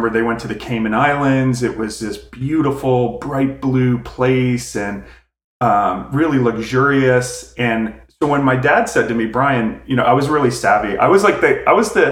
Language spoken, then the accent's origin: English; outside of Philadelphia, Pennsylvania, United States; I grew up outside of Philadelphia